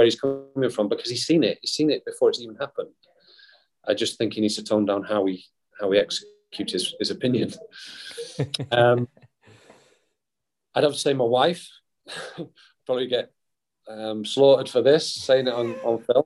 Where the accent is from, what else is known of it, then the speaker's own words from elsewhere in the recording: Wales, United Kingdom; being from my hometown, being Welsh